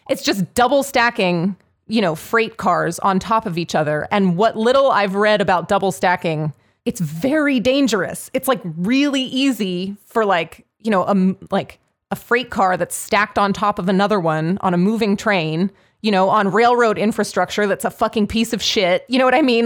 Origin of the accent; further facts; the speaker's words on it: Pittsburgh, Pennsylvania, United States; Pittsburgh, like, I grew up in Pittsburgh. I live in Pittsburgh.